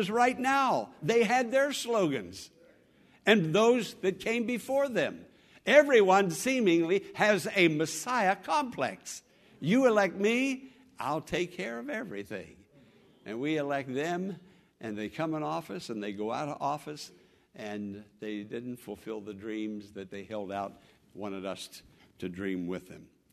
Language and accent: English; United States; I'm an American